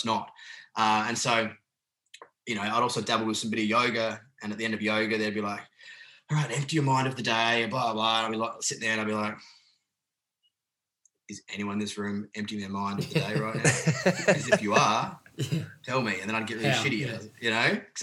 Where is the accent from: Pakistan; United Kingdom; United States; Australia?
Australia; Adelaide, South Australia; moved away as an adult; also born or lived in Sydney; I grew up in Adelaide.